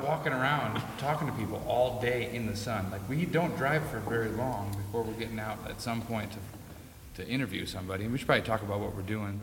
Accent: Grand Rapids, Michigan, United States; we're both from Michigan, the same town, Grand Rapids.

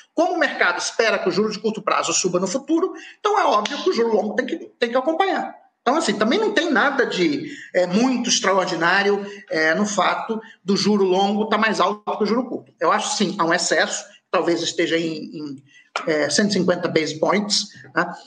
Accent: Rio de Janeiro, Brazil; eu sou nascido no Rio de Janeiro

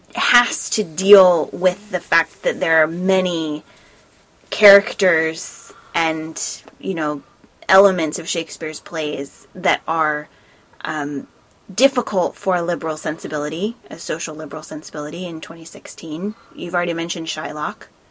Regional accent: United States; as an American

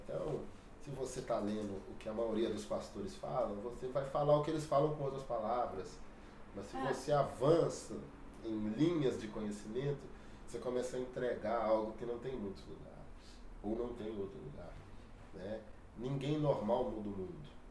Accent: Belo Horizonte, Minas Gerais, Brazil; sou natural de Belo Horizonte

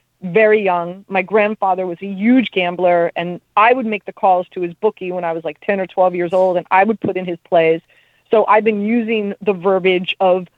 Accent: Miami, Florida, United States; I'm from Miami.

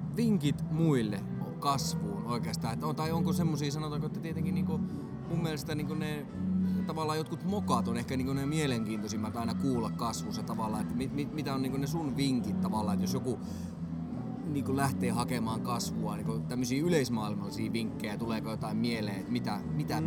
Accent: Karstula, Central Finland, Finland; mä oon Karstulasta

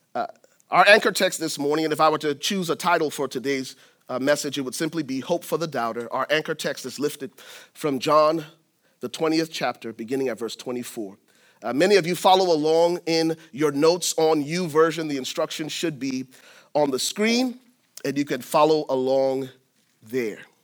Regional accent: Liberia; moved away; I'm originally from Liberia, West Africa, and I went to high school, uh, tenth grade, tenth through twelfth grades at a Southern Baptist boarding school

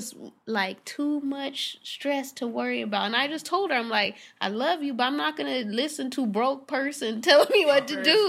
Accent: Irvine, California, United States; even though I grew up in Irvine around mostly like white, rich white people and Asians, like my mom didn't grow up around that.

